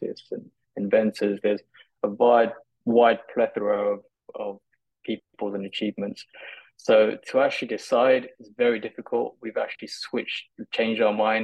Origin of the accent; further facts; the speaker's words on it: London, United Kingdom; growing up in London